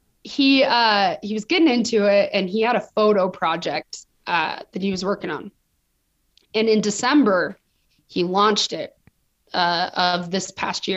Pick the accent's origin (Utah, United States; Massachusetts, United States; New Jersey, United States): Utah, United States; Provo; now in Los Angeles, United States; I was born and raised Mormon in Provo, Utah. So the epicenter of Mormons, that's where I'm from